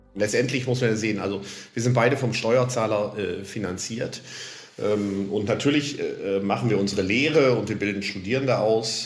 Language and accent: German; Lower Saxony, Germany; ich komme ja aus Niedersachsen, also nicht aus dem Saarland